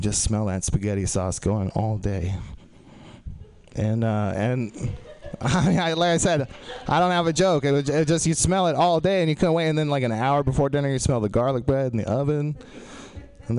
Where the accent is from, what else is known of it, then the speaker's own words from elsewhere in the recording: Texas, United States; being from Texas